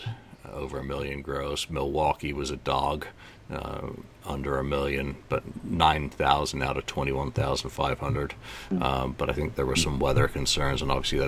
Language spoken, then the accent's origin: English; England, United Kingdom; As an Englishman